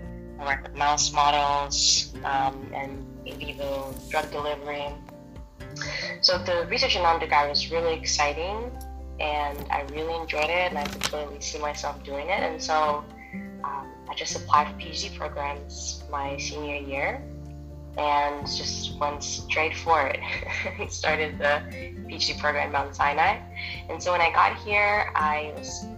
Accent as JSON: {"language": "English", "country": "Moldova", "tie": "born or raised there", "also_born_or_lived": "Russia", "moved": "yes", "lives_now": "United States", "said": "I was born in Moldova, spent most of my adulthood in Russia. I moved here to the States when I was 19"}